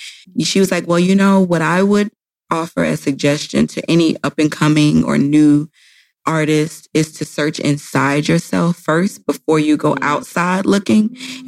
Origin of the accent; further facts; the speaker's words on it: the South, United States; I'm from the South. So we love …, …